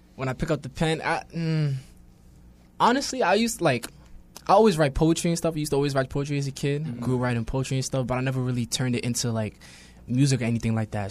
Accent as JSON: {"language": "English", "town": "New York City", "region": "New York", "country": "United States", "tie": "born or raised there", "also_born_or_lived": "Brooklyn", "said": "I'm born in Brooklyn, raised in Queens"}